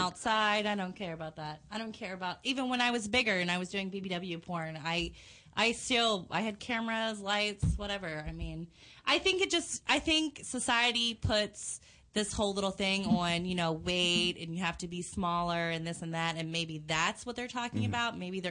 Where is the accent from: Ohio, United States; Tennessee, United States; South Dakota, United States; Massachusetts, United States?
Tennessee, United States; Memphis; also born or lived in Washington, D.C.; Memphis, Tennessee. I'm like Memphis, Tennessee, and I have like a family from like Washington, D.C.